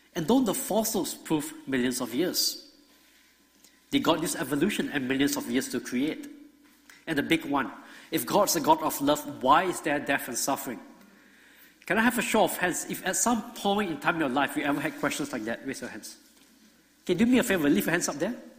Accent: Singapore; moved away as an adult; now in Georgia, United States; I grew up in Singapore

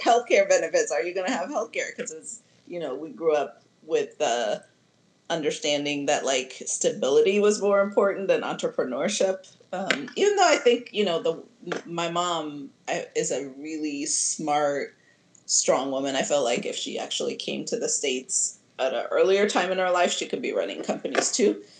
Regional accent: Addis Ababa, Ethiopia; also born or lived in Nashville, Tennessee / Georgia; now in Oakland, United States; originally, I'm from Addis Ababa, Ethiopia

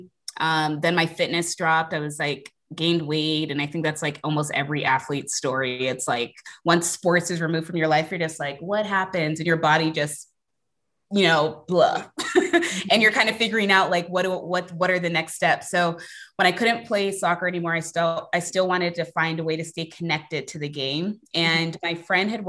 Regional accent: Bay Area, California, United States; I was born and raised in the Bay Area

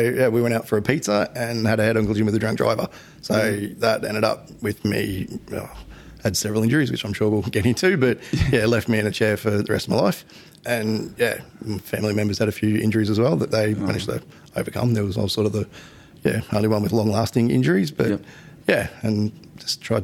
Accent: Redcliffe, Queensland, Australia; I grew up in Redcliffe and there weren't too many options for accessible schools there.

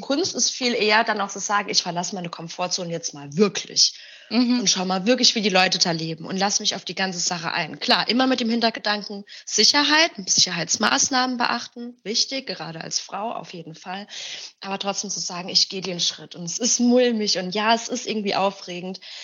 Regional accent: Germany; now in Berlin, Germany; ich bin halt Mexikanerin, ich habe aber mit der Kultur leider gar nichts zu tun. Ich bin in Deutschland aufgewachsen, geboren

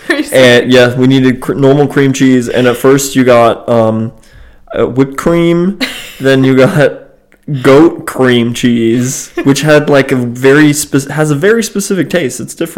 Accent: Germany; also born or lived in United States; So I grew up in between two countries. I grew up in Germany and I grew up in the United States

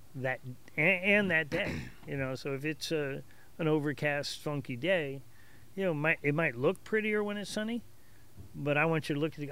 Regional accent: Hicksville, New York, United States; also born or lived in Perth Amboy, New Jersey; I consider myself a Hicksvillian. I've been there since about the age of eleven

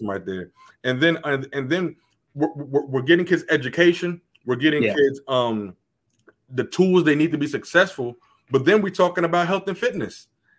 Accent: United States; As an American, I just feel like Americans, we have such an entitlement.

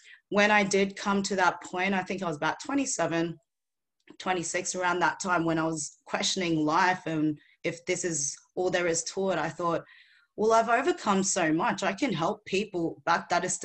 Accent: Philippines; now in Australia; I was born in the Philippines

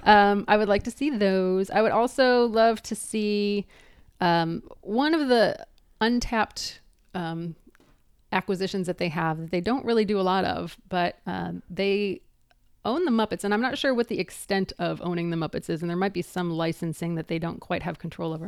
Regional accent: East Coast, United States; also born or lived in Northeast Ohio; I'm primarily from the East Coast

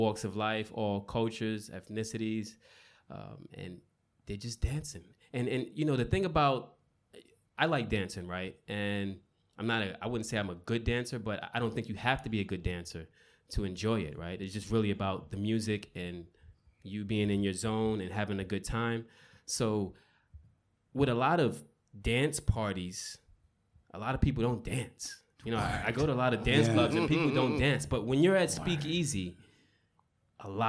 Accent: New York City, New York, United States; moved away; I'm from Brooklyn, so I know what a block party is.

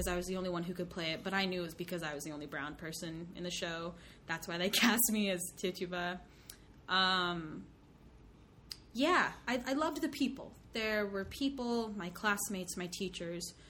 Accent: Bremerton, Washington, United States; I grew up in Bremerton, which is a small town on the peninsula in Kitsap County.

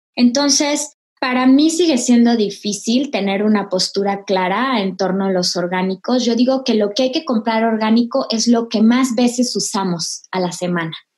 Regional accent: Mexico; como mexicanos, eh, tenemos una genética muy particular.

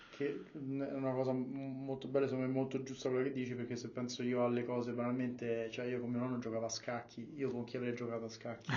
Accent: Rome, Lazio, Italy; io sono di Roma, come si sente

